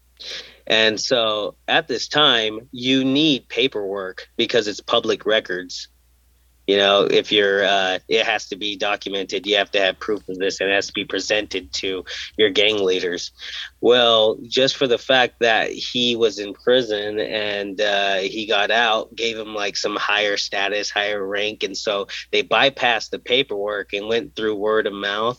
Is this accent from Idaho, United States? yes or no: yes; Caldwell, Idaho, United States; also born or lived in Indio, California; I'm from Caldwell